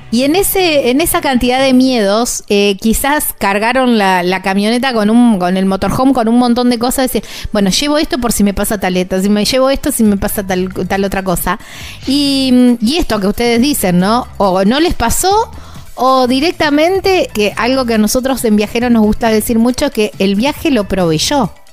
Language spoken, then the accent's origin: Spanish; near Rosario, Santa Fe, Argentina; Son de una ciudad muy cerquita de donde soy yo, son de Rosario, del sur de la provincia de Santa Fe, casi coterráneos diría yo